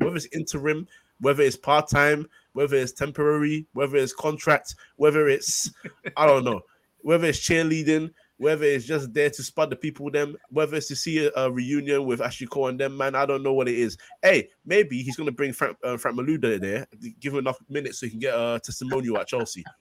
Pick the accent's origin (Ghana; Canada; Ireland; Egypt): Ghana; I'm Ghanaian